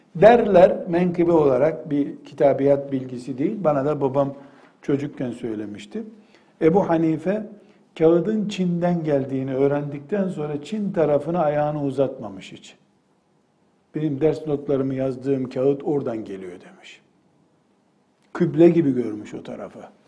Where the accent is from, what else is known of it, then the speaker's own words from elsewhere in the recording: Black Sea Region, Turkey; Ben Karadenizliyim.